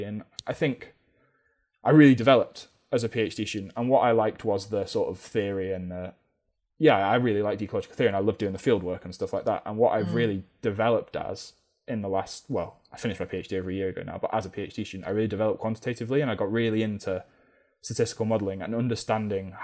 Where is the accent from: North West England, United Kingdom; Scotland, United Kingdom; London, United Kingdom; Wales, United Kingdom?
North West England, United Kingdom; Manchester; moved away as an adult; now in Cornwall, United Kingdom; growing up in Manchester